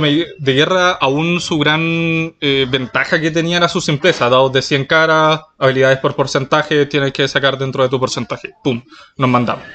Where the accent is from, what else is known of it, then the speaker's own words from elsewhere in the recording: Chiloé, Los Lagos, Chile; first language Spanish; now in Santiago, Chile; yo soy de Chiloé, la, isla grande del archipiélago, entonces sí, de, ahí provengo